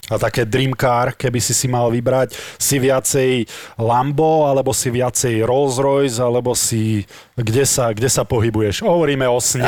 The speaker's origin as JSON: {"language": "Slovak", "country": "Slovakia", "said": "ja som zarytý Slovák"}